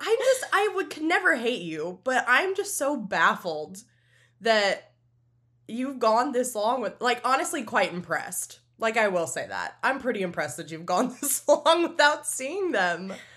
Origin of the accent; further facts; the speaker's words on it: Louisiana, United States; now in Orlando, United States; I am from Louisiana